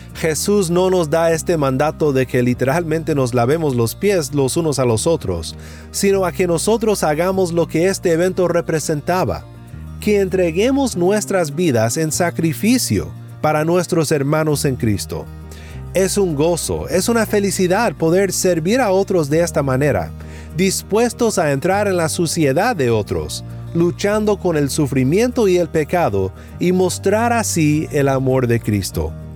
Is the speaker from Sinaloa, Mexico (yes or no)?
yes; Sinaloa, Mexico; en mi pueblo en Sinaloa, México